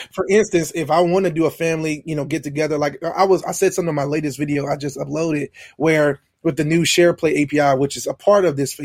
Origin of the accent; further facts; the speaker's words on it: Baton Rouge, Louisiana, United States; from Baton Rouge, Louisiana